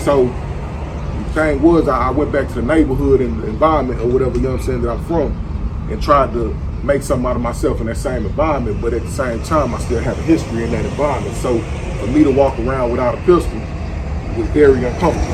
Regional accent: San Antonio, Texas, United States; I'm from San Antonio, Texas

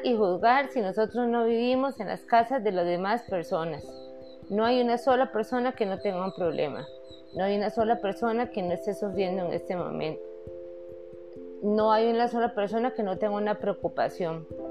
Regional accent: Costa Rica; yo soy costarricense

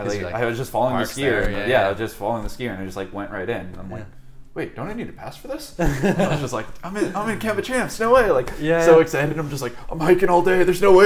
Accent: Terrace, British Columbia, Canada; also born or lived in Comox, Canada; now in Whistler, Canada; growing up in Terrace, like, you don't, like the scene up there is really, really small.

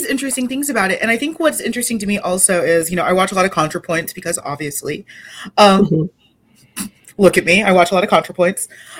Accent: Texas, United States; I grew up in Texas.

